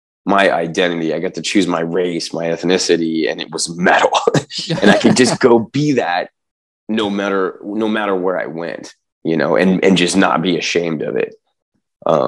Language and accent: English; San Diego, California, United States; growing up in San Diego